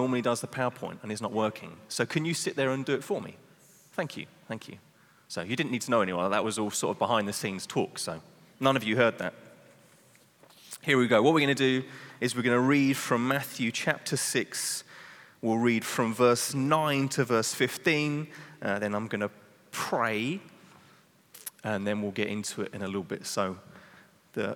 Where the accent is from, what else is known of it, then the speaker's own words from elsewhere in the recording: England, United Kingdom; now in Netherlands; I'm English